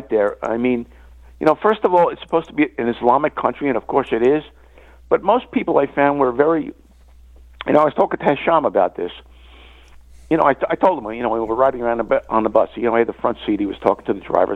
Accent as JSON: {"language": "English", "country": "United States", "said": "I'm from the USA."}